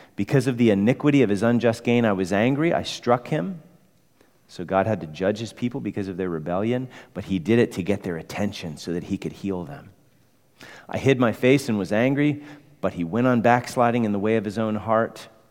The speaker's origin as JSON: {"language": "English", "town": "Chicago", "region": "Illinois", "country": "United States", "moved": "yes", "said": "I'm from Chicago"}